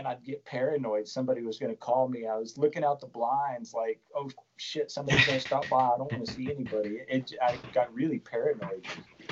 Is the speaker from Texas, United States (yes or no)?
yes; Perryton, Texas, United States; also born or lived in Amarillo, Texas; my wife and I, in 2007, we moved back to Perryton from Amarillo, Texas.